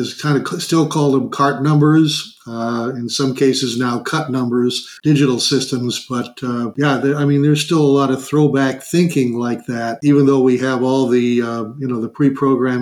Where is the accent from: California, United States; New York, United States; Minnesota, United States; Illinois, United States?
Minnesota, United States; moved away; I'm originally from Minnesota